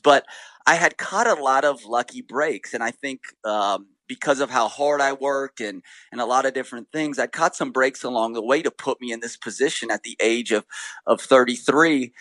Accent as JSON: {"language": "English", "town": "Sacramento", "region": "California", "country": "United States", "tie": "born or raised there", "moved": "as an adult", "said": "where I grew up in Sacramento"}